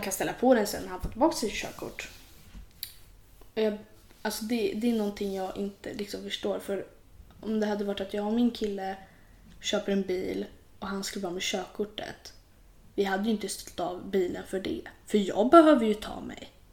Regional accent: Sweden; Vi är ju svenskar.

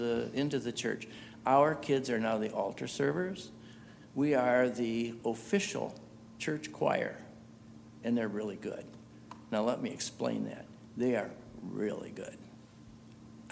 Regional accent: United States; as an American

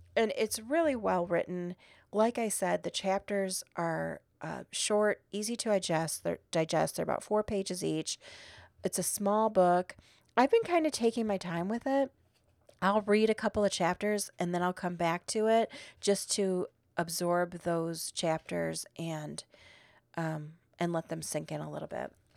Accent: Midwest, United States; now in Arizona, United States; I'm still from the Midwest

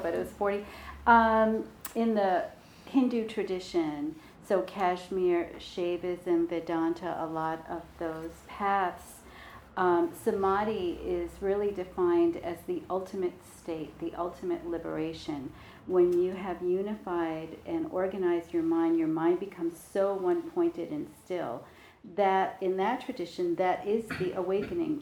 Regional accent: New York, United States; I'm from New York

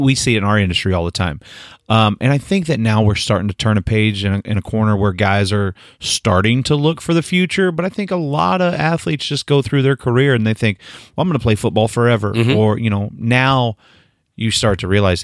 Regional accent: Northeast Oklahoma, United States; I grew up in Northeast Oklahoma

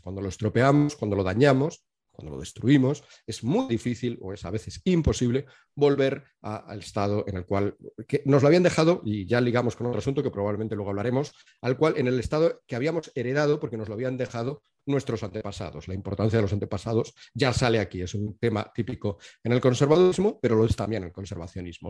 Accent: Spain; Yo me entiendo como español

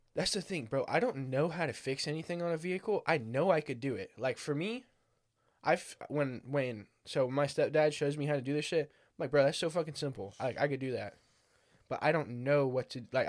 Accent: United States; I'm from America

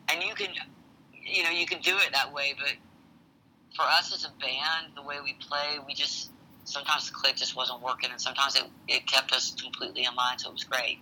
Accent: the American South, United States; being a Southerner

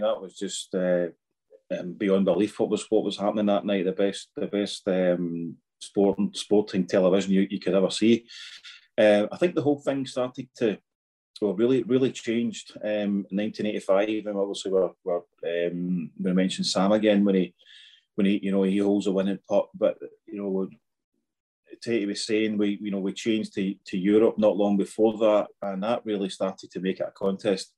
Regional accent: Scotland, United Kingdom; being a Scot, you know, a young Scottish guy, about 9 or 10 year old at the time

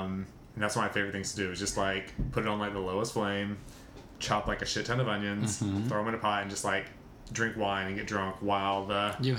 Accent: Mississippi, United States; because I'm from Mississippi

